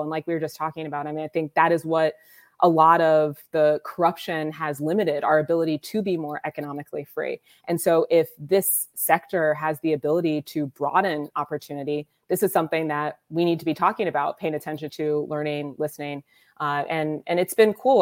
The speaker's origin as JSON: {"language": "English", "town": "Columbus", "region": "Ohio", "country": "United States", "tie": "born or raised there", "said": "So I am originally from Columbus, Ohio, which is where I am now. I was born at the Ohio State University Hospital"}